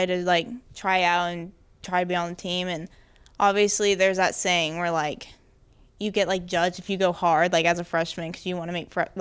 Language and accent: English; Deer Creek, Oklahoma, United States; I came from Deer Creek. Like, I went to Deer Creek Middle School and Deer Creek Intermediate School